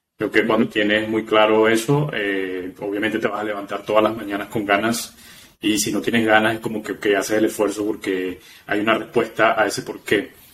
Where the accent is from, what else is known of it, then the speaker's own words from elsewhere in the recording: Venezuela; moved away; yo soy también eh, inmigrante, soy venezolano